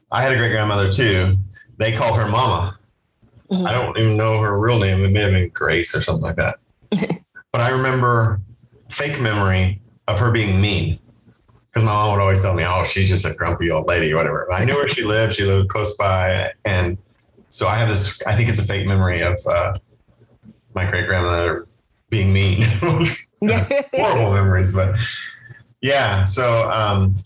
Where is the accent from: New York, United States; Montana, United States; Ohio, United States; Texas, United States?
Texas, United States; Port Aransas / Rockport; I only moved twice, but, from Port Aransas to Rockport